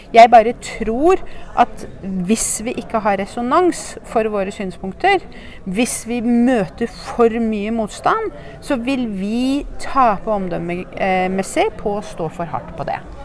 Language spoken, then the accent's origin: Norwegian; Norway; jeg er norsk